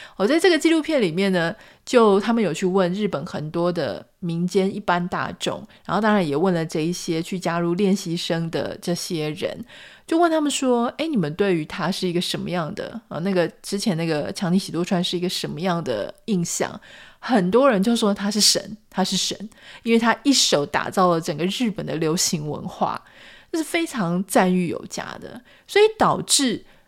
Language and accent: Chinese; Taiwan; 因为我们是台湾人